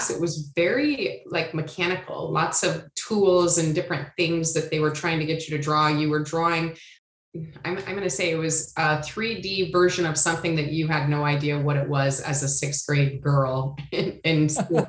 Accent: Iowa, United States; moved away as an adult; also born or lived in San Diego, California; I'm originally from Iowa and graduated high school in Iowa.

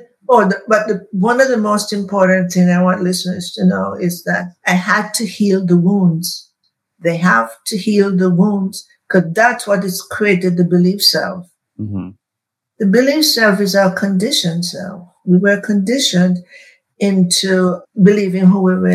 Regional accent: Jamaica; now in United States; going back to Jamaica, where I was born

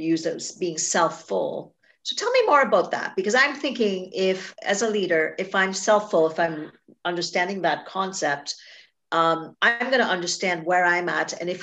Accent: Trinidad & Tobago; moved away; I was born in Trinidad and Tobago. And so I grew up there

